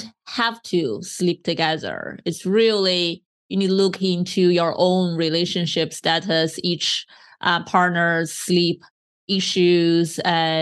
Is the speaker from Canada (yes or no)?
no; China; moved away; I grew up in China